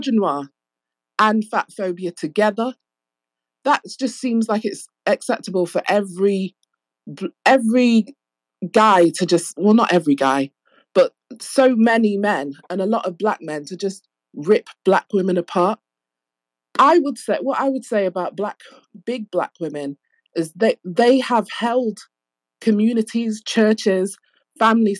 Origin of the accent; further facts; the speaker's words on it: England, United Kingdom; I'm from England